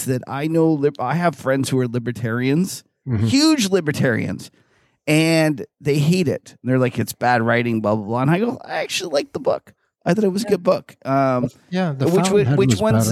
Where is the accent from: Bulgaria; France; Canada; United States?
Canada; we're Canadian